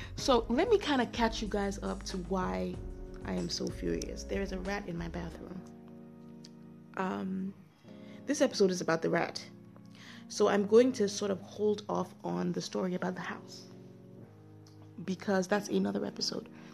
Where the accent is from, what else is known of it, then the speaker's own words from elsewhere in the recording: Nigeria; I'm a Nigerian